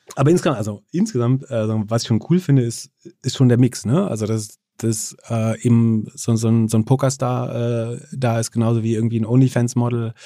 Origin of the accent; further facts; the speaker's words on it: Greifswald, Mecklenburg-Vorpommern, Germany; Greifswald, das ist meine Heimat tatsächlich